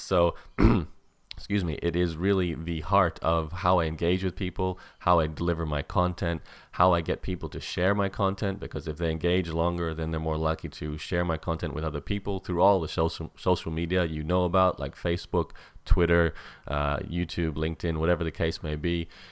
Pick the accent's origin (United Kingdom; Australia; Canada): Australia; as an Australian